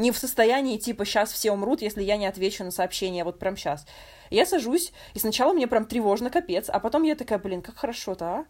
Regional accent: Moscow, Russia; moved away as an adult; я из Москвы

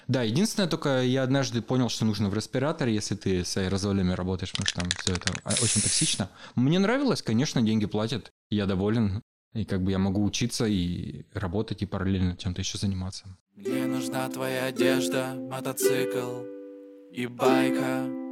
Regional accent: Berezovsky, Sverdlovsk Oblast, Russia; also born or lived in Yekaterinburg; я родился вообще в Екатеринбурге, потом мелкий был, переехали в Березки

